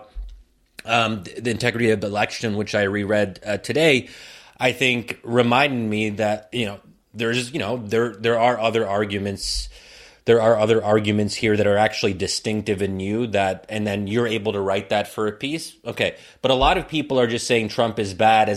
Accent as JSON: {"language": "English", "country": "United States", "said": "me as an American Muslim"}